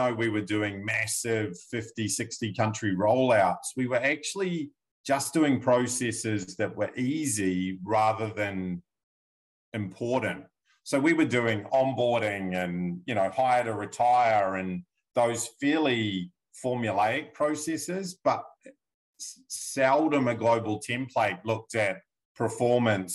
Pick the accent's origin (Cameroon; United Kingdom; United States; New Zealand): New Zealand; now in Victoria, Australia; I'm actually a New Zealander by birth